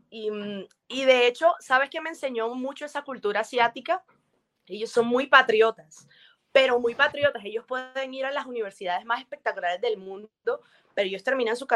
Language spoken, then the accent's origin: Spanish; Colombia; Colombia es una tierra bendecida, una tierra bella, y me encanta mostrar, mostrar todo eso de mi tierra.